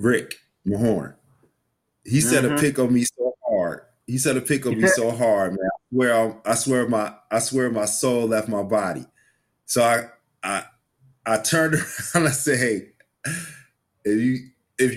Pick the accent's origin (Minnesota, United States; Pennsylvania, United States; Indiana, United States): Indiana, United States; South Bend; I'm from South Bend, Indiana